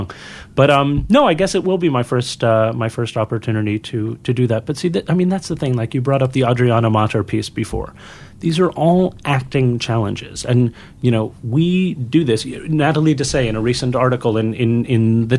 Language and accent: English; Montreal, Quebec, Canada; I was born in Montreal, and so it is French-Canadian, it is Québécois